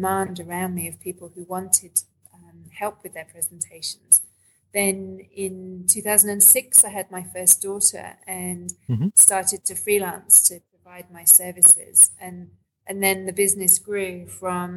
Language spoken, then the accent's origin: English; London, United Kingdom; moved away as an adult; now in Australia; I grew up in London and moved to Australia in 2002